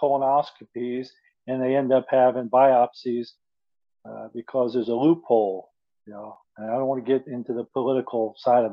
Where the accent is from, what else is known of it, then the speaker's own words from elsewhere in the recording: Philadelphia, Pennsylvania, United States; moved away; also born or lived in Middle East; I was born in Philly